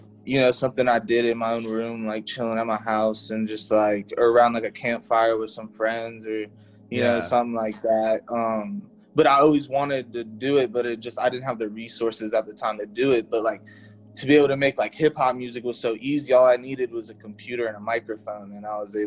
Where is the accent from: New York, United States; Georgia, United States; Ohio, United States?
Ohio, United States; Cincinnati; I'm from Cincinnati, Ohio